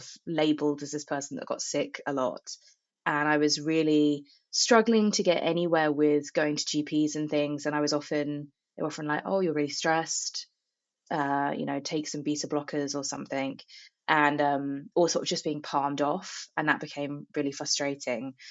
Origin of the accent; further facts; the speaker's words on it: Buckinghamshire, South East England, United Kingdom; moved away as an adult; I'm from Buckinghamshire, in a very like rural part of the country